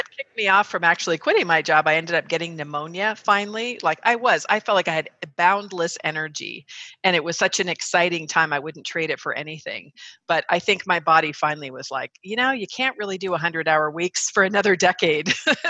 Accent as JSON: {"language": "English", "region": "California", "country": "United States", "tie": "born or raised there", "said": "So for me, I think probably the first significant time that I recognized my own leadership qualities was when I grew up in the Bay Area."}